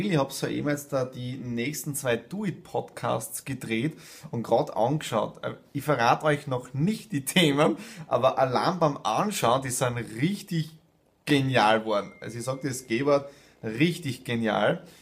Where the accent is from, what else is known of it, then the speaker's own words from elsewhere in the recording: Styria, Austria; Dann rund in die Südoststeiermark, ja, in meine Heimat zum Bauernhof meiner Eltern